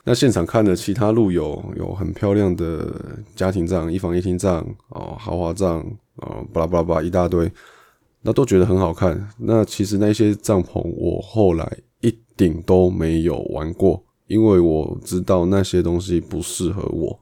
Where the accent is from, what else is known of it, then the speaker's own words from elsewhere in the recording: Taipei, Taiwan; 我是台北人嘛